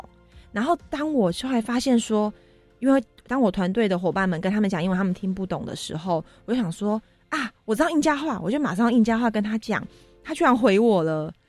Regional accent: Taiwan; 那除了我们台湾人以外，也有从世界各地来的人，例如说从德国啊，不然就从欧洲那边来的人

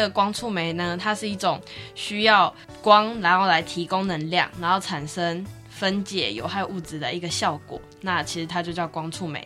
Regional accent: Kaohsiung, Taiwan; 我是高雄人

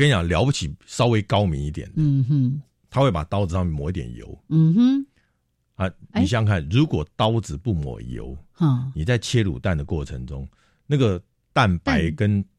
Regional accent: Taipei, Taiwan; also born or lived in Tainan (mother's family); 因为我阿妈住台南嘛，那我妈妈是从台南嫁到台北来

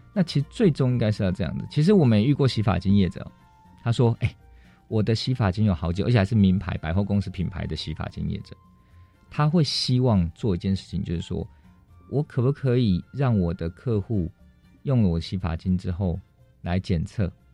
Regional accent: Taitung County, Taiwan; 我是来自台东的

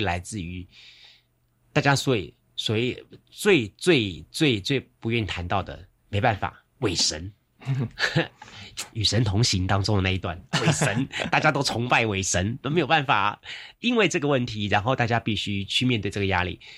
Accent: Yancheng District, Kaohsiung, Taiwan; 我小时候住在盐城区

